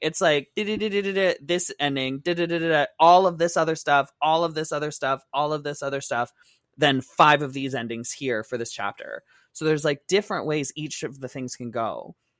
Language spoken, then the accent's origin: English; Windsor, Ontario, Canada; I used to go to Detroit all the time because I grew up in Windsor